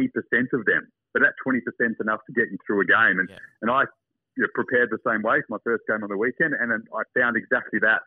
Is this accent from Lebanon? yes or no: no; Perth, Western Australia, Australia; moved away; also born or lived in England; Growing up in Perth, I was Aussie rules obsessed